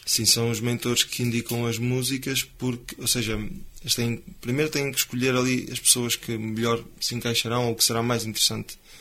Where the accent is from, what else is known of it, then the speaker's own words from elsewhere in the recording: Cinfães, Norte, Portugal; eu sou de Sinfãs, e falo que sou de Sinfãs de boca cheia